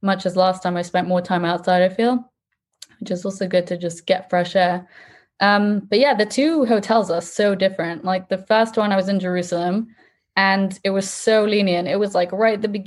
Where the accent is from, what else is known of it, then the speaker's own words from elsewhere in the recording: England, United Kingdom; moved away as an adult; now in Israel; I'm from England.